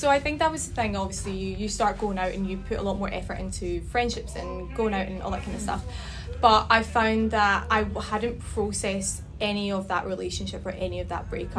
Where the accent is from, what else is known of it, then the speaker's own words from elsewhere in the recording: Glasgow, Scotland, United Kingdom; moved away as an adult; now in Sydney, Australia; So I'm originally from Scotland, from Glasgow. Like yourselves, I moved to Sydney about 4.5 years ago. So I would have been 25 at the time.